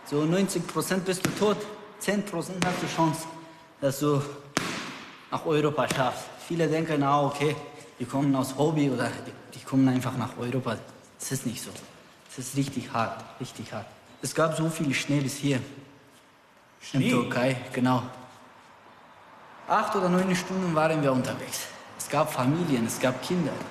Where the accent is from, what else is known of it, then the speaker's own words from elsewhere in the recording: Afghanistan; Ich bin aus Afghanistan geflüchtet.